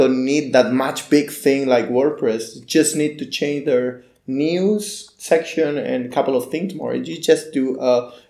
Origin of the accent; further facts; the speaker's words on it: Barcelona, Catalonia, Spain; So I started with the website design like 15 years ago in Barcelona City. I'm from Barcelona.